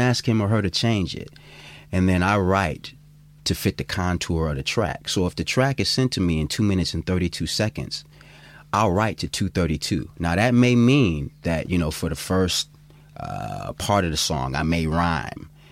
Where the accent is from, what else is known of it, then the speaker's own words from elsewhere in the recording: Cleveland, Ohio, United States; now in Oakland, United States; I'm originally from Cleveland, Ohio